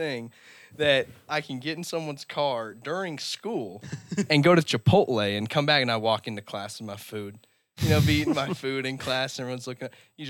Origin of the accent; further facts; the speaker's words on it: Denver, Colorado, United States; now in Austin, United States; And, you know, I go to school in Austin, Texas. I'm from Denver, so I'm going a few states away.